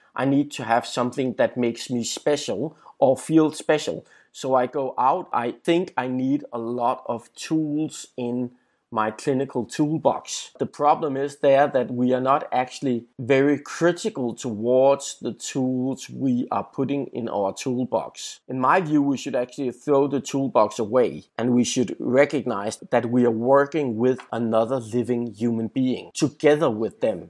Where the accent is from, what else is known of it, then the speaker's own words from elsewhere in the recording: Denmark; in my home country, Denmark